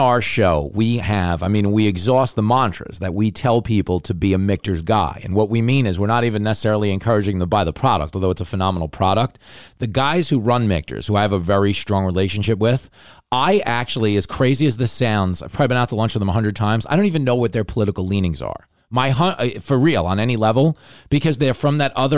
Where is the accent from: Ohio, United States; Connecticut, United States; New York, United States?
New York, United States; Long Island; I grew up on Long Island